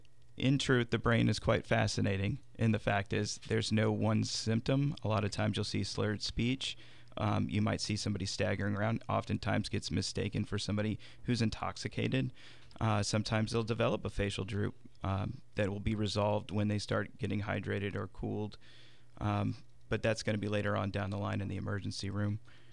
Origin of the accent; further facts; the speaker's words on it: San Antonio, Texas, United States; San Antonio.